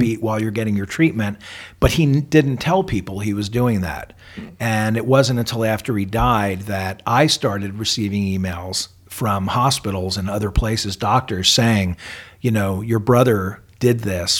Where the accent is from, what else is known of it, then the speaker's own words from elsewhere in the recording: New York, United States; moved away; also born or lived in Tempe, Arizona; Well, I'm from New York.